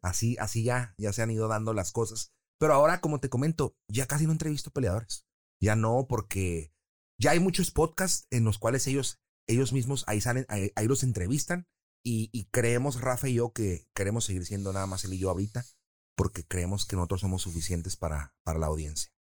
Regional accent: Tijuana, Baja California, Mexico; also born or lived in San Diego; Yo nací en San Diego, pero tengo la nacionalidad, nacionalidad también de Tijuana y mexicana

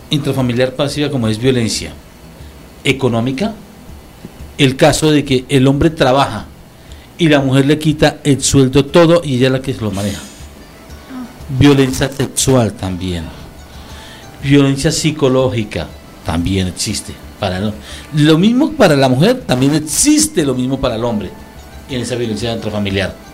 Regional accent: Colombia; Hasta para eso somos colombianos.

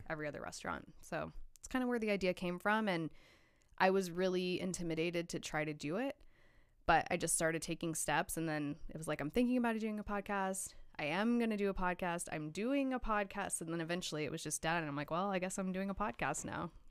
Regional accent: Hutchinson, Kansas, United States; moved away as an adult; also born or lived in Los Angeles; now in Kansas City, United States; I grew up in Hutchinson, Kansas.

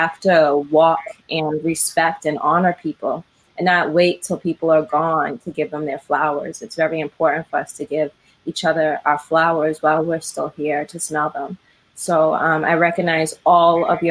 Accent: Brockton, Massachusetts, United States; now in Cambridge, United States; I grew up in South Shore in Brockton.

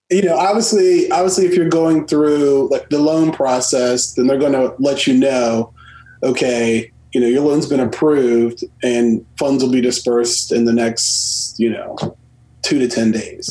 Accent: Washington, District of Columbia, United States; born and raised in the Washington D.C. area.

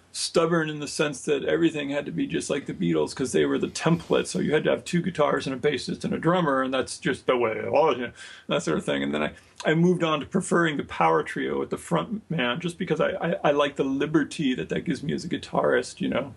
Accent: Hermosa Beach, California, United States; I grew up on the Strand when I was a boy. My parents had an apartment on the Strand in Hermosa Beach.

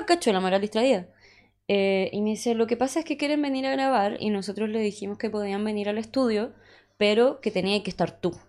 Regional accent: Punta Arenas, Magallanes and Chilean Antarctica, Chile; moved away; soy de Punta Arenas

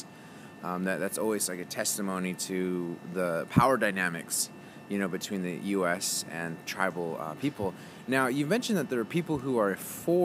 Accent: Phoenix, Arizona, United States; I'm from Phoenix, and I grew up in Phoenix

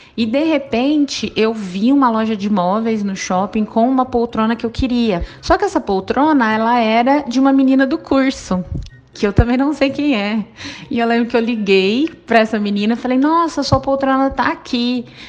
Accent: Ribeirão Preto, São Paulo, Brazil; sou de Ribeirão Preto

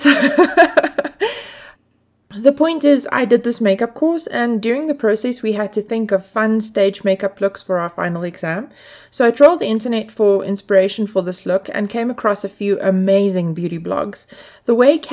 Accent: South Africa; I grew up in South Africa in a time when the film industry hadn't yet discovered the place

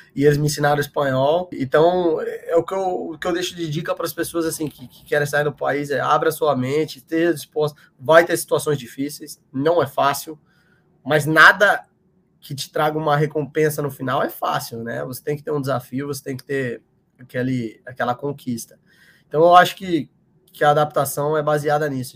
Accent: São Paulo, Brazil; moved away as an adult; now in United States; Sou de São Paulo, São Paulo capital, e desde pequeno eu jogava futebol de salão ali na, na região da freguesia do Ó, de Pirituba e Aí cresci lá, me mudei para o interior de São Paulo com, com uns 13

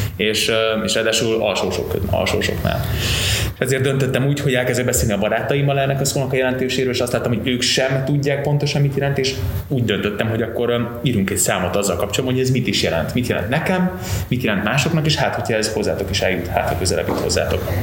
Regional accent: Veszprém, Veszprém County, Hungary; also born or lived in Novi Sad, Vojvodina, Serbia; én vajdasági gyerek vagyok. 87-ben születtem Újvidéken, Szerbia, akkor még Jugoszláviának hívták, és mikor átjöttünk ide Magyarországra, akkor értünk pár helyen, de végül Veszprémben telepettünk le, és ott éltünk tíz éven keresztül.

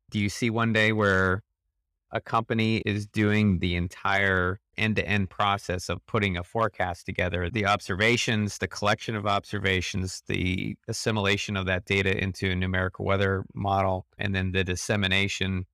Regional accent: Midwest, United States; I grew up in the Midwest

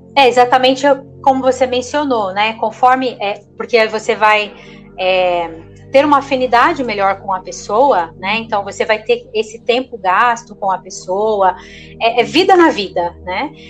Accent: southern Minas Gerais, Brazil; moved away as an adult; now in São Bernardo do Campo, Brazil; Nós somos do sul de Minas Gerais e nós estamos aqui em São Bernardo cerca de 12 anos

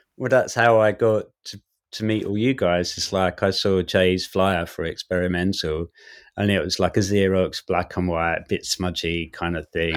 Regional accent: Southend-on-Sea, East of England, United Kingdom; I'm from South End, and so I played in those bands in the South End scenes

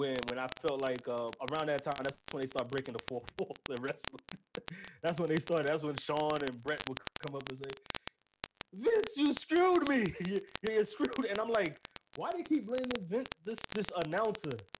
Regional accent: New York, United States; I'm from New York

